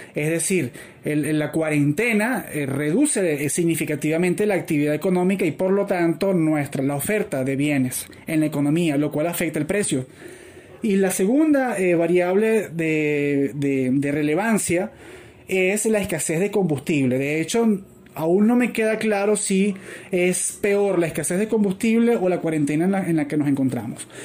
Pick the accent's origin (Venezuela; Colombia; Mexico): Venezuela; yo ya tengo la experiencia como venezolano de que los precios regulados conllevan a escasez